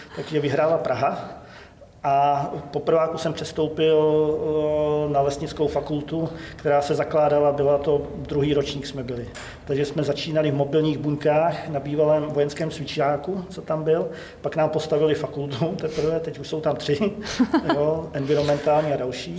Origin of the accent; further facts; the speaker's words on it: Ředice, Pardubice Region, Czechia; Pocházím ze Ředic, od Holic tady, což je teda Pardubický kraj